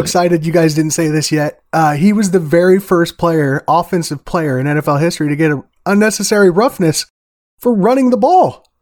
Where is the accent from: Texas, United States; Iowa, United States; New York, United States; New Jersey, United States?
Iowa, United States; now in Wyoming, United States; I'm from Iowa